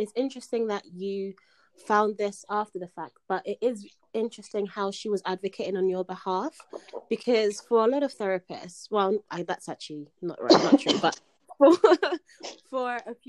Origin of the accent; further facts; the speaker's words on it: United Kingdom; I'm not from America